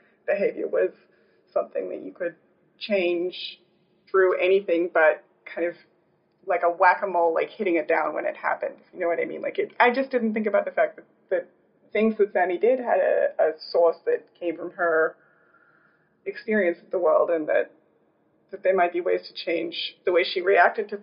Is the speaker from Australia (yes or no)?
yes; Australia; moved away as an adult; now in New York City, United States; I'm from Australia. I grew up there.